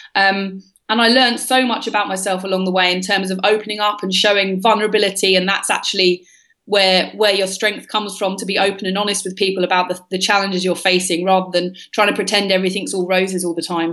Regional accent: London, United Kingdom; I was raised in London in the UK

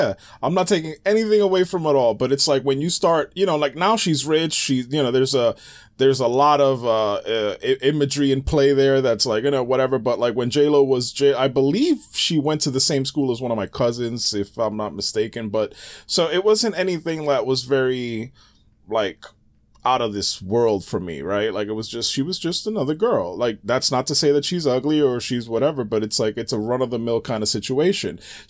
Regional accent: Bronx, New York, United States; Yep, born in the Bronx. Yeah, yeah.

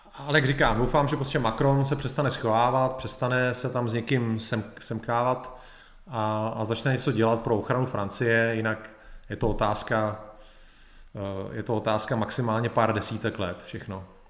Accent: Czechia

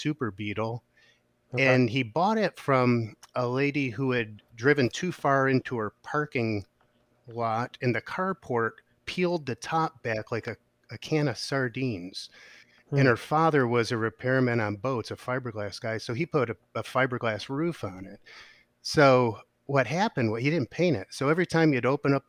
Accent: Detroit, Michigan, United States; moved away; I grew up in the Detroit area

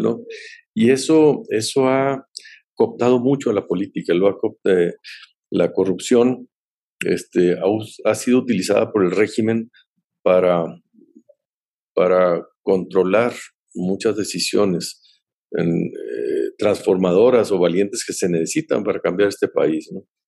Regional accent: Mexico

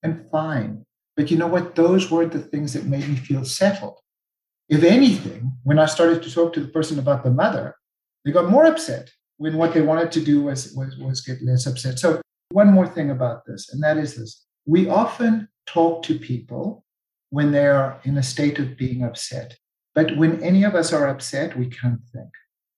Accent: South Africa; I'm South African.

